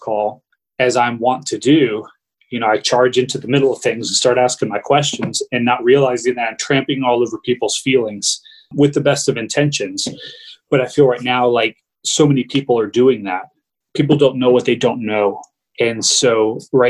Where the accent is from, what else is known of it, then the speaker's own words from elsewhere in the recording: United States; growing up as an American, I've always held to this ideal of, you know, American exceptionalism. I've lived in this country my whole life